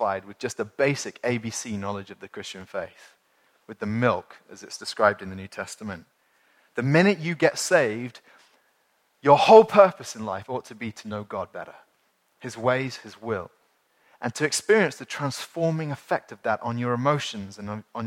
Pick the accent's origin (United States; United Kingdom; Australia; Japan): United Kingdom; as British people